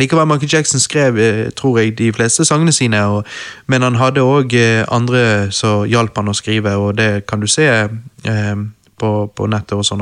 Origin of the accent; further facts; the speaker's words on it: Norway; vi er to gutter fra Norge